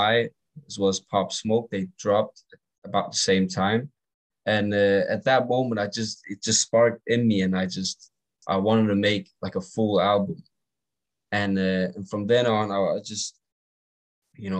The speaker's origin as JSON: {"language": "English", "country": "Denmark", "accent": "English or American", "said": "I do get told that I'm from Denmark"}